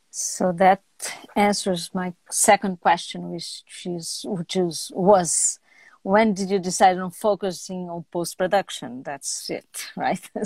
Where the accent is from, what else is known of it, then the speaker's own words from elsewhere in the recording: Brazil; I'm Brazilian.